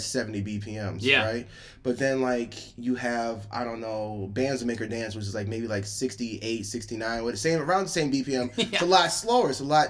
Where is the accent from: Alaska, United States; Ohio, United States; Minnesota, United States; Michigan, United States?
Michigan, United States; now in Chicago, United States; I moved cities. I'm from Michigan originally, so I moved from Michigan to Chicago.